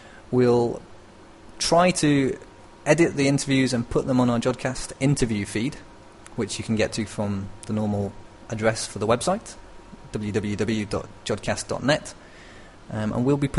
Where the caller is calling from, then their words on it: northern Italy, Italy; I'm calling from the north of Italy.